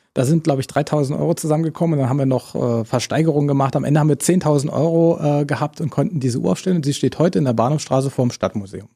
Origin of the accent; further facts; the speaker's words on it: Cottbus, Brandenburg, Germany; Natürlich ist Cottbus meine Heimatstadt